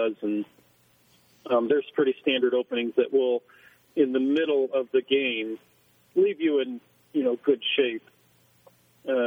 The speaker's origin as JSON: {"language": "English", "town": "Stow", "region": "Ohio", "country": "United States", "tie": "born or raised there", "also_born_or_lived": "China", "moved": "as an adult", "said": "Grew up in Stowe, Ohio"}